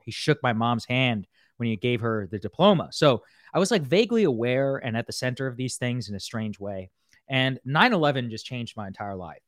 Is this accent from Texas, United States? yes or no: yes; College Station, Texas, United States; moved away; also born or lived in Qatar; I grew up in College Station, Texas